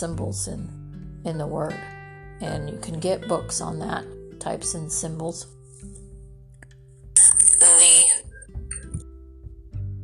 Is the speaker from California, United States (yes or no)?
yes; California, United States; I'm from California. I grew up there.